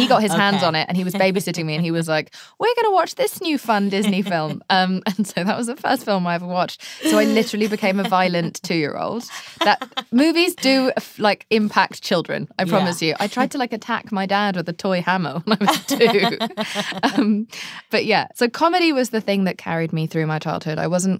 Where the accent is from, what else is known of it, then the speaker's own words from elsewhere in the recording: England, United Kingdom; Television shaped me as a childhood. That was my main thing.